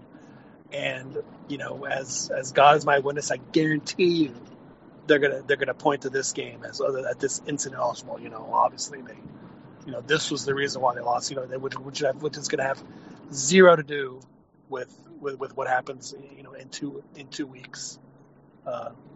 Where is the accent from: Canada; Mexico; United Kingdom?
Mexico; Naucalpan, State of Mexico; now in Austin, United States; I grew up in Lomas Hipódromo, and between us was Tecamachalco